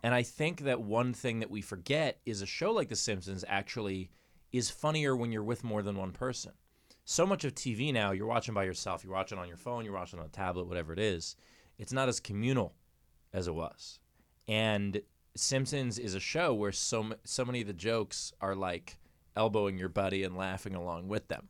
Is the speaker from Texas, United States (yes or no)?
no; New York, United States; As a New Yorker